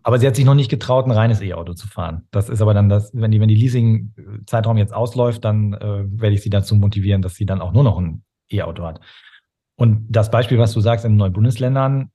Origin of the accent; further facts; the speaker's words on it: Ruhr area, near Dortmund, North Rhine-Westphalia, Germany; also born or lived in Stade; Groß geworden bin ich im Ruhrgebiet, an, ja. an der Grenze zu Dortmund